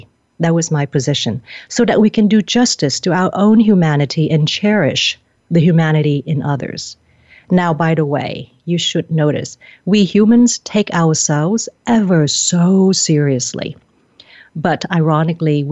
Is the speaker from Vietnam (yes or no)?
yes; Vietnam; I'm from Vietnam